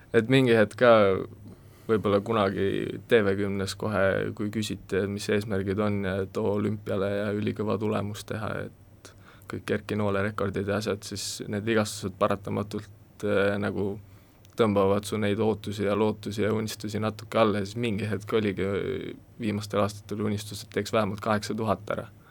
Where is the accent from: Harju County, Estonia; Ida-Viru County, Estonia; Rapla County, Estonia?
Harju County, Estonia; Kolga; also born or lived in Loksa; Kolgakülast olen pärit ja Loksa gümnaasiumis siis äh, koolis käinud äh, kaksteist aastat